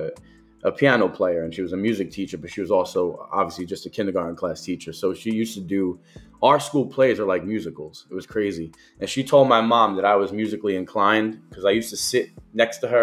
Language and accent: English; Jersey City, New Jersey, United States; growing up in downtown Jersey City, it's very similar to Brooklyn